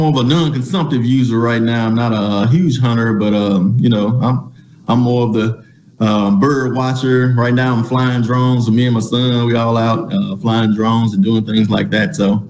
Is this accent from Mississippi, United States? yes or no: yes; Glen Allen, Mississippi, United States; moved away; I'm from the Mississippi Delta. I'm from a small town called Glen Allen, Mississippi, right outside of Greenville, Mississippi.